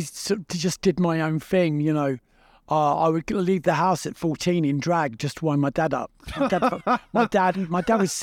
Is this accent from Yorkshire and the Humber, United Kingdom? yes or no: no; London, United Kingdom; growing up in Battersea, kind of, you know, being the middle one